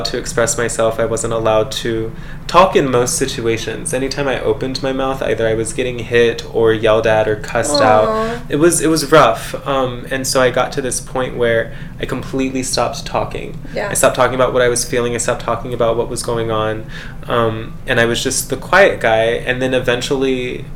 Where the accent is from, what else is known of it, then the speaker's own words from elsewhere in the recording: San Diego, California, United States; also born or lived in Cedar City, Utah; now in Las Vegas, United States; I'm from San Diego originally, and I moved to Vegas